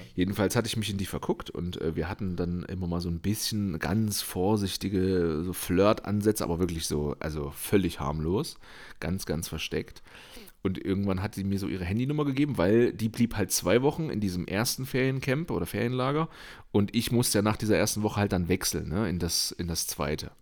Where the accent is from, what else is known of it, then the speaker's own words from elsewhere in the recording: eastern Germany, Germany; moved away; ich komme ja aus dem Osten